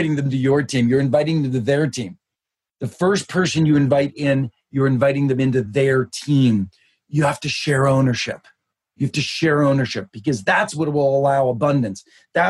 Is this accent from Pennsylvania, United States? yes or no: yes; Pittsburgh, Pennsylvania, United States; When I was just a kid, I grew up in Pittsburgh